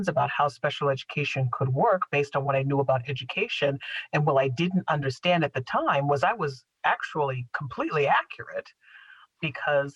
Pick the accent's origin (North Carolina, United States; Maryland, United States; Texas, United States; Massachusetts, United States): Massachusetts, United States; Medfield; We moved out to Medfield, Massachusetts